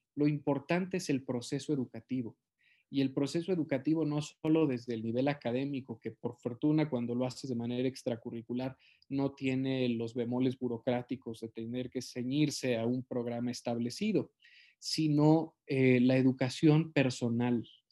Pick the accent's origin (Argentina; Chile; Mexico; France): Mexico; en mi país